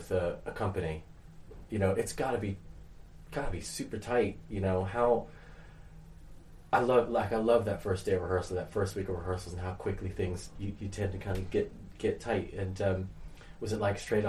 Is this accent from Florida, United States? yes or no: yes; Florida, United States; moved away; Well, Florida